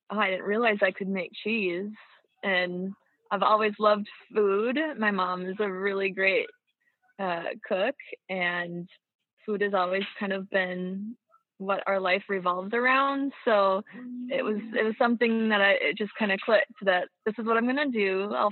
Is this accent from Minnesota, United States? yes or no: yes; Brooten, Minnesota, United States; I was. Uh, we are on our dairy farm about eight miles north of Brooten, uh, in the middle of nowhere, yet the middle of everything.